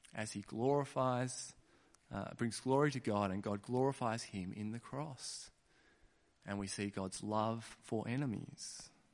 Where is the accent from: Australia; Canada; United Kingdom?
Australia; Kununurra, Western Australia; I was born in Kununurra